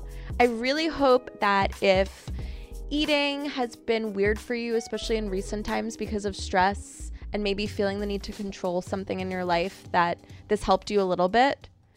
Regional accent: New York, United States; I've never been into a tanning bed, surprisingly, and I grew up on Long Island.

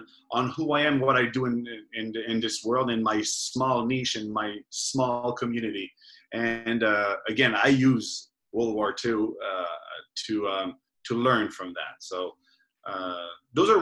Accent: Belgium; moved away; I'm from Belgium, we both live here

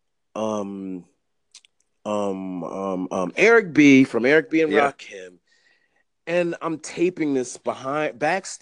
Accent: Delaware, United States; moved away; also born or lived in Flatbush, Brooklyn, New York City; I'm from Delaware.

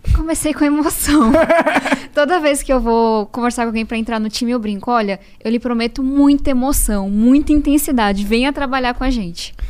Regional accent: São Paulo, Brazil; Eu venho da Zona Sul de São Paulo

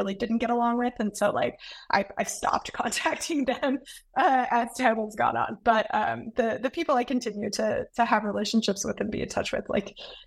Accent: United States; I'm a professor from the United States

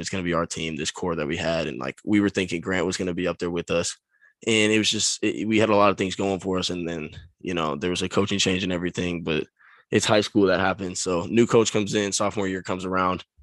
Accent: Folsom, California, United States; I grew up in Folsom, California.

